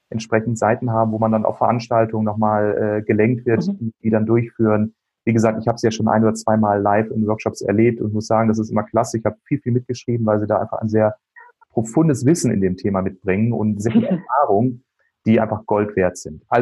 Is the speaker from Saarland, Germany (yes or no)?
no; Bielefeld, North Rhine-Westphalia, Germany; Ich komme ja aus Bielefeld, Herford, Ostwestfalen.